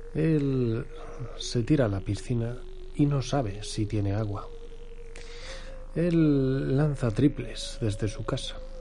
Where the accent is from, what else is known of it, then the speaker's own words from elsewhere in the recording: Spain; Somos españoles.